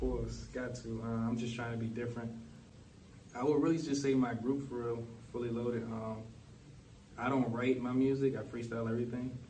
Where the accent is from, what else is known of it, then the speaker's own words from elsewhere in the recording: Washington, District of Columbia, United States; I'm from Washington D.C.